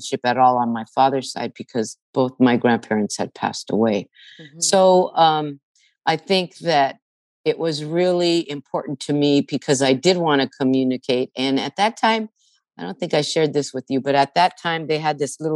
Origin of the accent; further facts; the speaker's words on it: California, United States; I didn't speak Spanish because I was born here and both my parents were born here